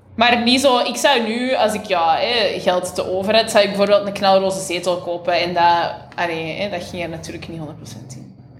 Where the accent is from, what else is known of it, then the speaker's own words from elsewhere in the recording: Boechout, Flanders, Belgium; ik ben van Vreemde, dus dat is een deelgemeente van Boeghout. Dus dat is zo, ja, rond van Antwerpen.